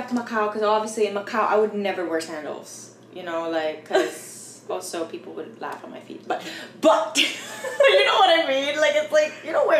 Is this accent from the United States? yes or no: no; Philippines; Cause I feel like growing up, I felt kind of, I know it's sad to say this, but I was like ashamed being Filipino.